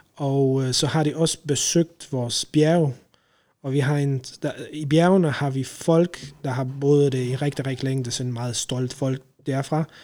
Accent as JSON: {"language": "Danish", "country": "Poland", "second_language": "Danish", "moved": "as an adult", "lives_now": "Denmark", "said": "jeg kommer fra Polen, original. Øh, har været i Danmark siden øh, 2008"}